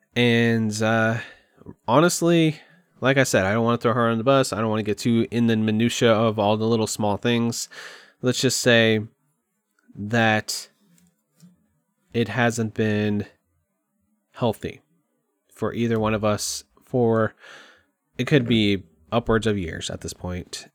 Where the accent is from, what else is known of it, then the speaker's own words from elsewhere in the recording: Kerrville, Texas, United States; moved away as an adult; I moved back to Kerrville, my hometown. Literally the town I've probably been in the most in my entire life. I went to middle school there, high school there